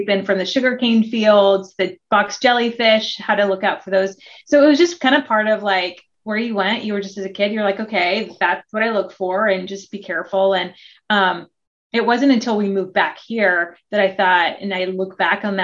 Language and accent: English; Oregon, United States; born there; also born or lived in Hawaii, United States / Australia; So, although I was born in Oregon, um, my dad just loved he loved Australia and the education system, and he somehow convinced my mother with four daughters to move to Hawaii for a couple years and then to Australia for about six